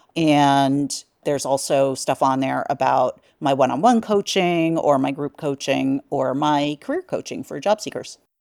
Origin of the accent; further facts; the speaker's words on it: New York, United States; being a New Yorker.